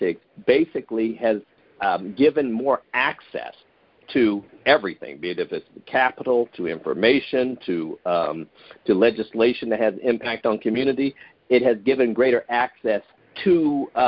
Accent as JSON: {"language": "English", "town": "Columbus", "region": "Ohio", "country": "United States", "tie": "born or raised there", "said": "I'm a native of Columbus, Ohio"}